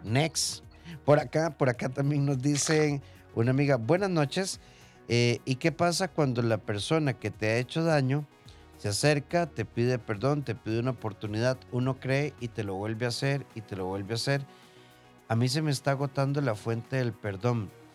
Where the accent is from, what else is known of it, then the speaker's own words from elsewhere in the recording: Costa Rica; de Costa Rica